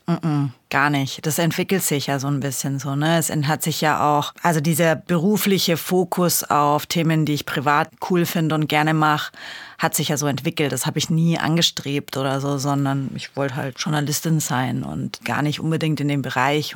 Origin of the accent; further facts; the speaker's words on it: Bamberg, Bavaria, Germany; moved away; ich komme ja eigentlich aus Bamberg und habe da auch da früher angefangen mit Mountainbiken